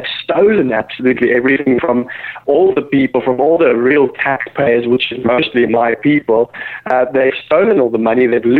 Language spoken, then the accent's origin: English; South Africa; moved away; as being a South African